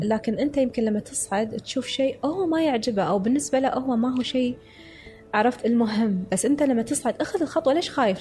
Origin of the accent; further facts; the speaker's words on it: Kuwait; قلت له، "من الكويت."